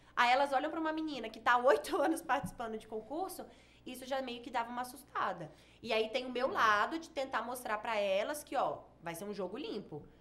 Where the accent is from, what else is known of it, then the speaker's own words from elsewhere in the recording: Espírito Santo, Brazil; moved away as an adult; also born or lived in São Paulo; now in Goiânia, Brazil; eu sou capixaba